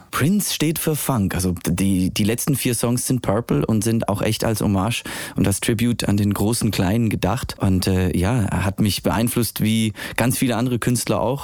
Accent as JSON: {"language": "German", "country": "Switzerland", "said": "Die Schweiz, wo ich herkomme, ist sehr klein"}